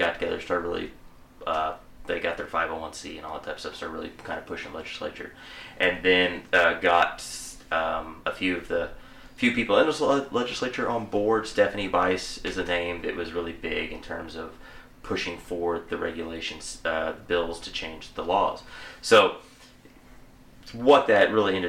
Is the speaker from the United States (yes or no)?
yes; McLoud, Oklahoma, United States; we all went to McLeod. We all knew Brad back in the day. And we grew up together